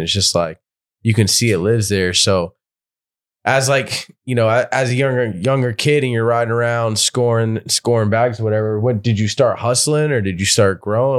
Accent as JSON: {"language": "English", "region": "Florida", "country": "United States", "said": "we come from Florida"}